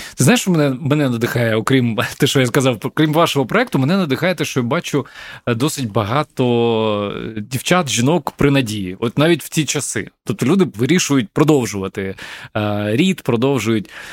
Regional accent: Kyiv, Ukraine; мій рідний Київ

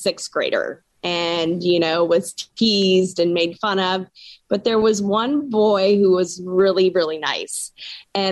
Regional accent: Washington, United States; I was born and raised in Washington State, so I absolutely love this state

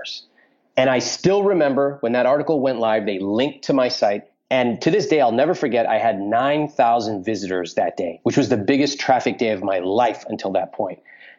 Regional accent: California, United States; I'm growing up in California.

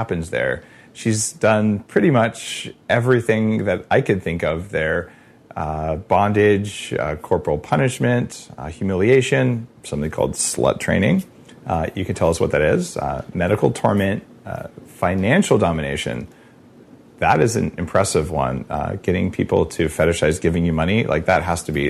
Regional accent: Silicon Valley, Bay Area, California, United States; I'm from Silicon Valley. Like it's Bay Area.

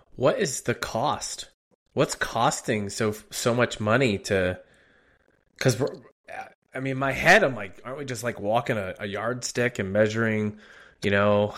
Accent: outside of Philadelphia, Pennsylvania, United States; also born or lived in Harrisburg, Pennsylvania; I was born and raised outside of Philly, put down some time in Harrisburg

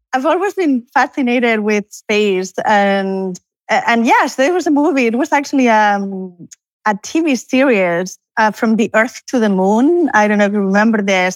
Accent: Canary Islands, Spain; moved away as an adult; also born or lived in Barcelona; now in College Station, United States; I'm originally from Spain, although I, I was born in Canary Islands, but I'm now in Barcelona

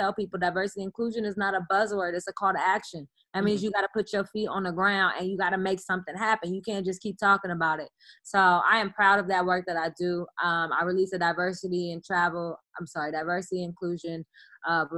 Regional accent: Oakland, California, United States; I'm the girl from Oakland

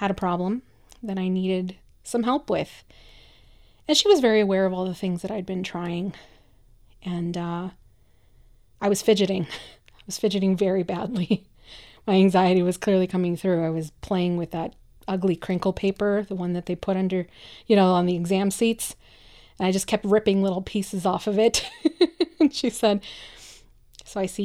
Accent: Michoacán, Mexico; English is a second language; now in United States; I'm a first-generation immigrant, I come from Mexico, from a very kind of traditional little town in the state of Michoacán

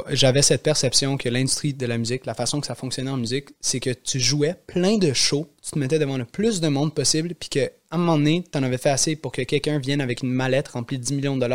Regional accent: Montreal, Quebec, Canada; j'ai grandi à la Chine.

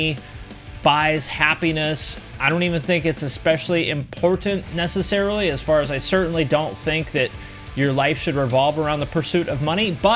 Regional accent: Seattle, Washington, United States; moved away as an adult; also born or lived in Bellingham, Washington / Ohio; I was born in Bellingham, Washington, which is a little college town in between Seattle and Canada. Grew up in the Seattle area my whole life

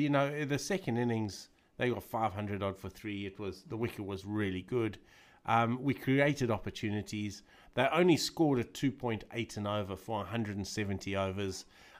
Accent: South Africa; But that was totally ingrained in us as pupils at the school and as kids growing up in South Africa at that time.

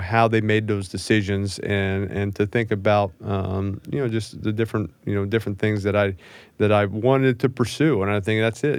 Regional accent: New Orleans, Louisiana, United States; growing up in New Orleans

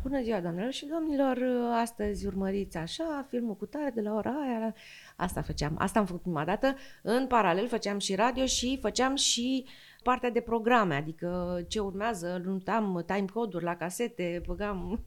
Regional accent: Slobozia, Ialomița County, Romania; copilăria mea din Slobozia, în Bărăgan

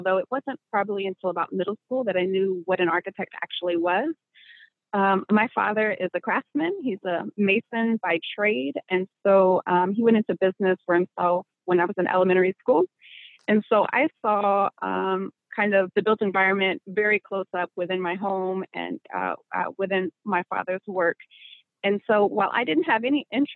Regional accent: Tennessee, United States; moved away as an adult; also born or lived in Connecticut / Illinois; I'm from the Volunteer State.

